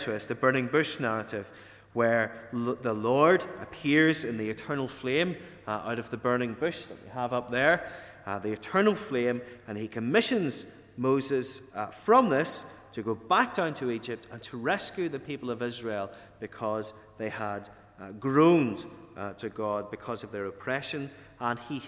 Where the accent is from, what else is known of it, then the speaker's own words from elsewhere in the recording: Ardboe, County Tyrone, Northern Ireland, United Kingdom; moved away; also born or lived in England; When I was a young lad growing up in Arbrady, which is up in County Tyrone